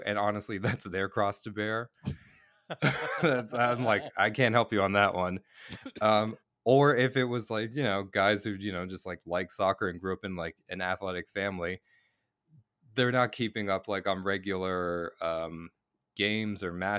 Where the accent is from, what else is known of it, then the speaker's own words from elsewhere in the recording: Boston, Massachusetts, United States; now in Canada; And then when I grew up in Boston, and when I lived in Boston, I played Little League, like classic All-American Little League, and truly loved baseball.